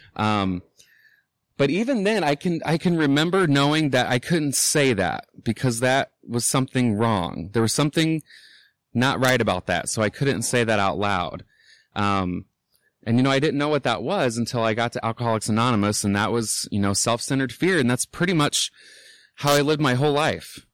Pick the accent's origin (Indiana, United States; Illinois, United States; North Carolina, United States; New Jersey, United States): Indiana, United States; Indianapolis; I'm from Indianapolis, born and raised. Um, I grew up on the South Side